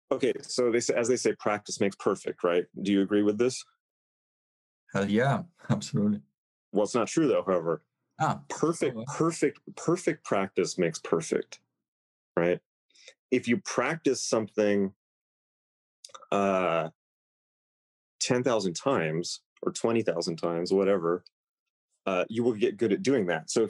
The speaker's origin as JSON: {"language": "English", "country": "Italy", "said": "No, I'm from Italy."}